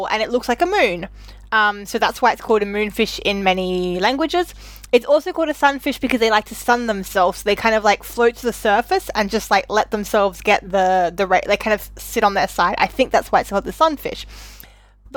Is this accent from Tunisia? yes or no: no; Australia; I was raised and educated in Australia